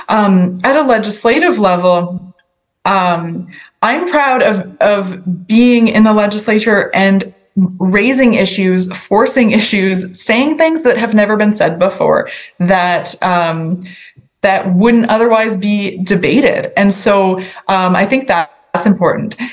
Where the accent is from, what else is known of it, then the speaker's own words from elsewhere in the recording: Sackville, New Brunswick, Canada; I grew up in Sackville, and that's kind of in the middle of my riding.